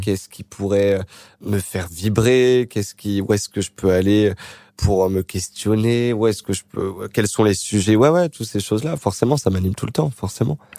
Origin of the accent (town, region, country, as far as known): Créteil, Île-de-France, France; born or raised there; moved away